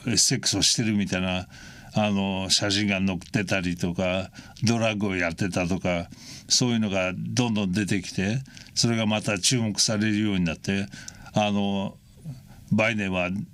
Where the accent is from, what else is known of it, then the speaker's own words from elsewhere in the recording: United States; アメリカ人として